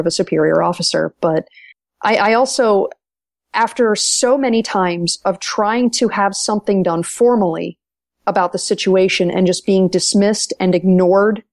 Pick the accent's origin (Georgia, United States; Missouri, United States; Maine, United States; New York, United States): Maine, United States; a fellow native New Englander